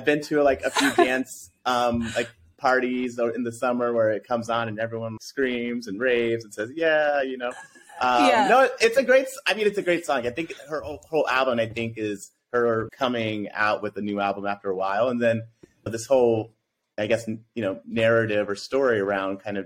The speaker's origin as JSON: {"language": "English", "area": "outside of Denver", "region": "Colorado", "country": "United States", "tie": "born or raised there", "said": "growing up in Colorado, because I grew up outside of Denver."}